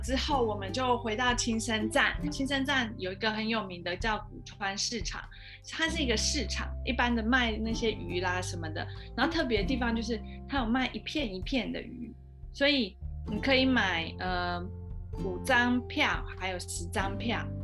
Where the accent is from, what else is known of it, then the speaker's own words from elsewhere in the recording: Taiwan; 有点像我们台湾没有的品种，